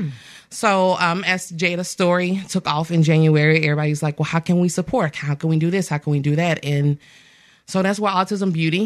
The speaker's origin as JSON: {"language": "English", "town": "Axis", "region": "Alabama", "country": "United States", "tie": "born or raised there", "also_born_or_lived": "Mobile, Alabama"}